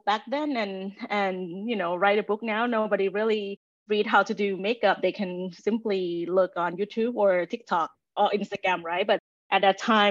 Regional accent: Thailand; moved away; I grew up in Thailand

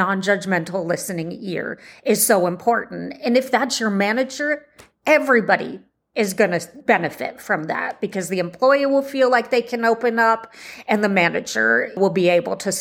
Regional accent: Bay Area, California, United States; Here in the Bay Area, you know, I just put in mental health support in my hometown

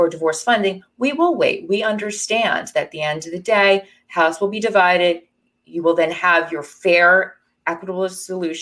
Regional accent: New Jersey, United States; I grew up in New Jersey and practiced where I grew up.

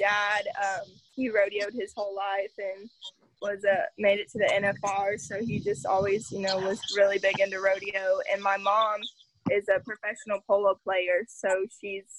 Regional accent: Utopia, Texas, United States; I'm from Utopia, Texas, which is just west of San Antonio in, like, the hill country

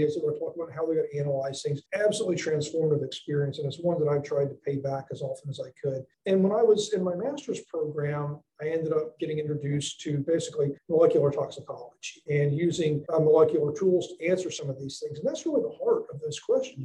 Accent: the mountains of North Carolina, United States; moved away as an adult; now in Mississippi, United States; I'm from North Carolina originally, way up in the mountains of North Carolina, about as far from the ocean as you can get.

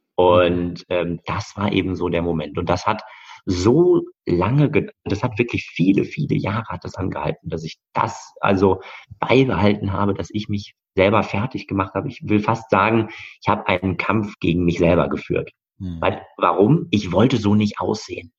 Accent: Bochum, North Rhine-Westphalia, Germany; also born or lived in Hamburg; bin also dann bei meinen Bochumer Eltern im Ruhrport aufgewachsen

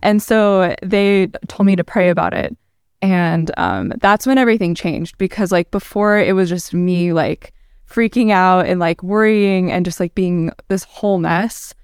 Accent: Ohio, United States; also born or lived in Dallas, Texas; I grew up in Ohio, though, so I'm from the north and the south

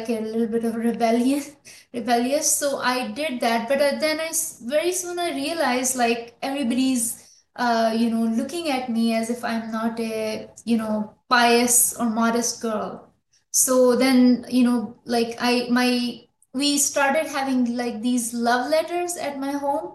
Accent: Lahore, Punjab, Pakistan; moved away as an adult; also born or lived in Algeria; now in United States; I was born in Lahore. Then my family moved to, Algeria. So I spent my childhood abroad

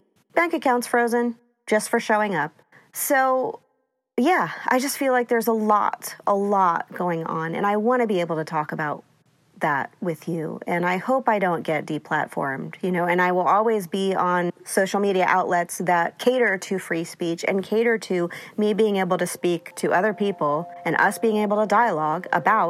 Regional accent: East Coast, United States; I grew up on the East Coast, so I kind of had seen his shenanigans my whole life.

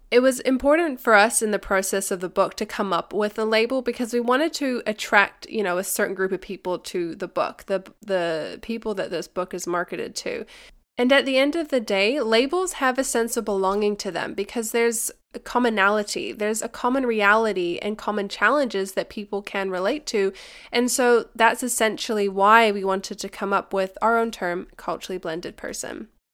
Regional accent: Dubai, United Arab Emirates; the second culture for me is that I grew up in Dubai in the UAE as a kid

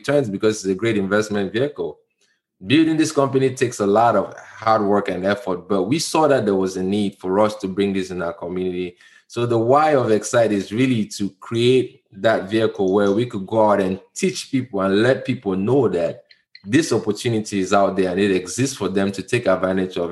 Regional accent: Cameroon; moved away; I'm from Cameroon.

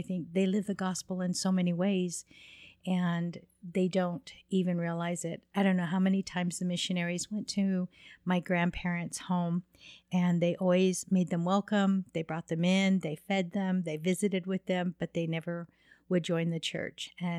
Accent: Alpine, Utah, United States; also born or lived in Laguna Pueblo; I'm from Alpine, Utah.

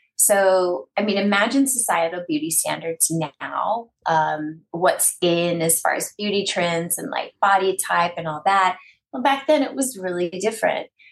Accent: East Texas, United States; I come from East Texas. I was raised very conservatively.

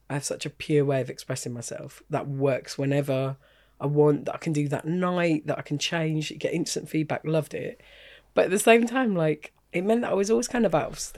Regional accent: England, United Kingdom; I know that because I'm English.

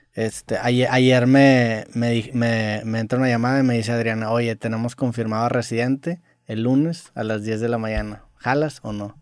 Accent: Mexico; yo no soy americano, soy mexicano

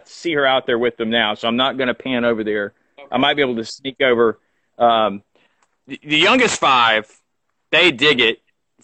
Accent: Albany, Georgia, United States; I'm an hour from Albany, Georgia, which happens to be my hometown

